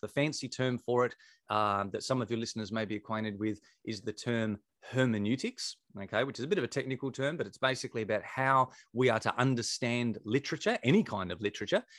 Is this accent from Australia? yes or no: yes; Victor Harbor, South Australia, Australia; we'd relocated back to my hometown where I was from, a place called Victor Harbour.